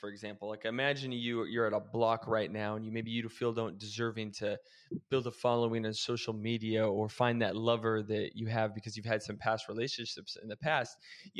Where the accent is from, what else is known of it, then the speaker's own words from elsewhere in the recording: Oregon, United States; now in Arizona, United States; When I moved away from Oregon and I moved to Arizona, it was like a fresh start for me.